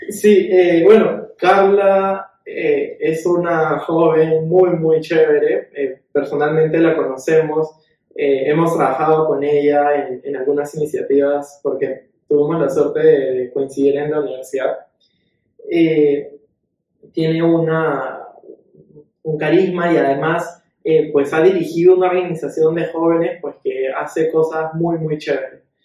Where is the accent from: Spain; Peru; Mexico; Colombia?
Peru; como peruanos